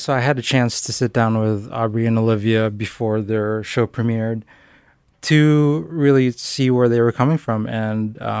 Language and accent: English; Philippines; You know, I was growing up in the Philippines, and we would only get one cartoon, essentially, a week to watch.